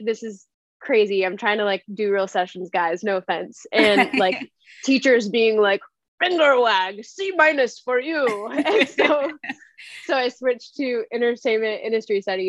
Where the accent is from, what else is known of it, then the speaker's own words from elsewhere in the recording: Nashville, Tennessee, United States; moved away as an adult; now in Los Angeles, United States; I grew up in Nashville.